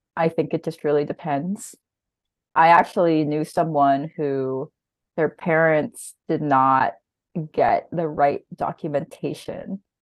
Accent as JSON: {"language": "English", "region": "New Jersey", "country": "United States", "also_born_or_lived": "China", "moved": "as an adult", "lives_now": "Philadelphia, United States", "said": "I'm actually from South of Jersey"}